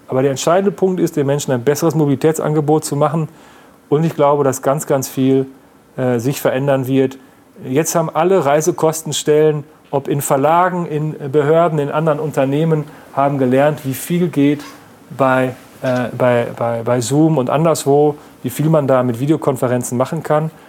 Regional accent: Münsterland, North Rhine-Westphalia, Germany; jetzt komme ich aus dem Münsterland, aus einer äh, knapp 20.000 Einwohner äh, Stadt

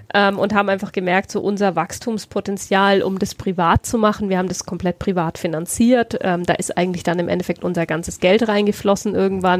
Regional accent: near Heilsbronn, Bavaria, Germany; also born or lived in Bayreuth; ich bin in ähm, Bayreuth geboren, bin mhm. aber in der Nähe von Heilsbronn ähm, aufgewachsen

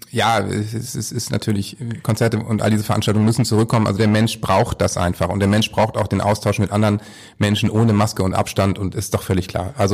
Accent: Northern Germany, Germany; Aber als Norddeutscher kann ich eben sagen, du regst dich genauso auf.

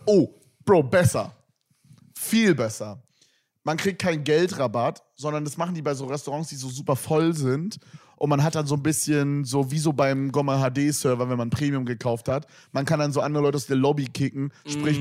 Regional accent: Berlin, Germany; ich bin echter Berliner

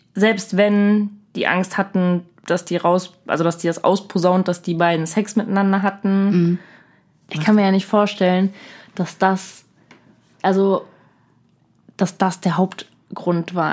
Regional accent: Germany; bei uns in Deutschland

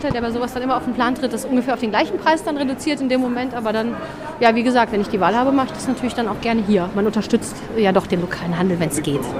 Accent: Solingen, North Rhine-Westphalia, Germany; ich komme aus dem Bergischen, ähm, aus Solingen, um genau zu sein.

